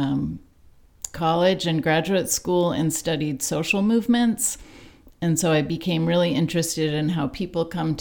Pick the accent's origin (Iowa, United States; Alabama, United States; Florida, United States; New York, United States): Florida, United States; Sarasota; now in Tennessee, United States; I grew up in Sarasota, Florida.